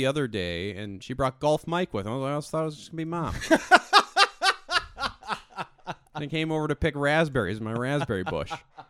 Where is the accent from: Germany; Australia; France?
France; Le Havre, Normandy; Little did you know, I come from Normandy.